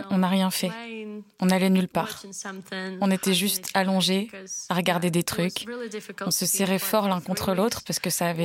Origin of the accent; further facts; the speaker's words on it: Ukraine; la tête des Allemands quand ils entendaient que je venais d'Ukraine.